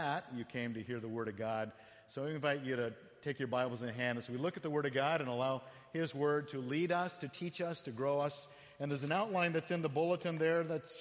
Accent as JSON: {"language": "English", "town": "Phoenix", "region": "Arizona", "country": "United States", "tie": "born or raised there", "moved": "yes", "said": "I grew up in Phoenix, Arizona"}